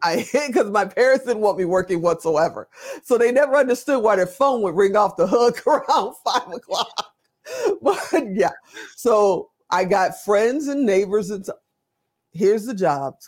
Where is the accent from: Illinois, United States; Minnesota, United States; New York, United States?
Illinois, United States; Chicago; also born or lived in Gary, Indiana; I grew up on the south side of Chicago